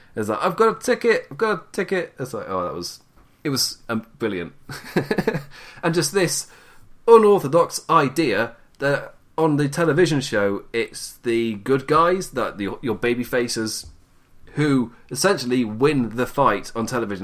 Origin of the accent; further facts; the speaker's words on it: England, United Kingdom; I'm English